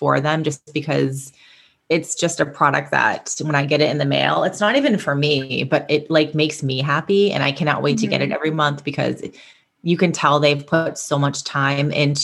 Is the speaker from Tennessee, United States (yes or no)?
no; Boston, Massachusetts, United States; my hometown in Massachusetts, in Boston